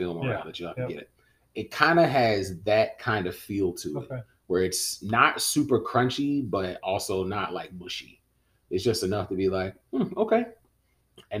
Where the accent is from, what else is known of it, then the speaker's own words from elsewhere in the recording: Winston-Salem, North Carolina, United States; I am an outdoor country boy that just grew up in Winston-Salem.